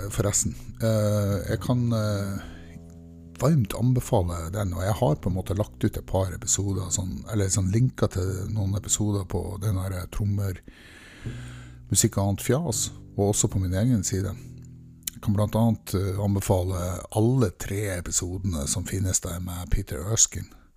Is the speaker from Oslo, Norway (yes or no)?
no; Mosjøen, Nordland, Norway; Jeg er fra en liten industriplass som heter Mosjøen. Og der vokste jeg opp